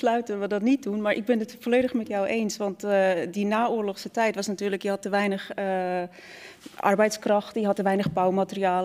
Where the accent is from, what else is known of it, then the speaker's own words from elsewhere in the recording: Switzerland; now in Netherlands; ik kom oorspronkelijk uit Zwitserland. En toen ik naar Nederland kwam